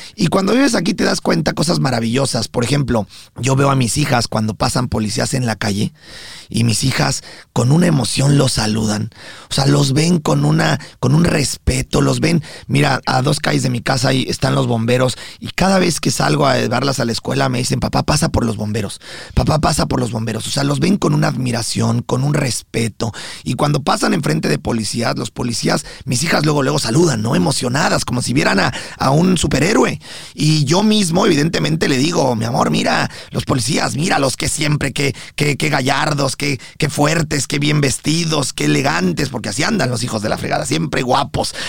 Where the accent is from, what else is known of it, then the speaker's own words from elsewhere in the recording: Mexico; now in United States; yo como mexicano